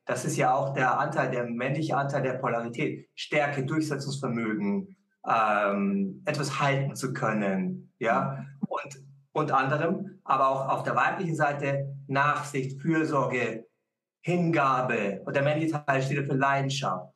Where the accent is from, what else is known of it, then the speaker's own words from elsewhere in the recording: Munich, Bavaria, Germany; Ich bin ja in München aufgewachsen